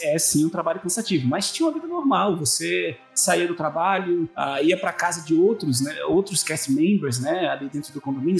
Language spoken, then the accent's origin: Portuguese; São Paulo, Brazil; moved away; also born or lived in Recife; Na época eu morava em Recife, eu sou de São Paulo, mas estava morando em Recife na época quando os meus pais uh, se mudaram para lá